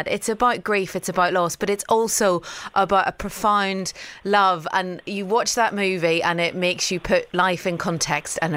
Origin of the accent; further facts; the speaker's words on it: Northern Ireland, United Kingdom; I'm from Northern Ireland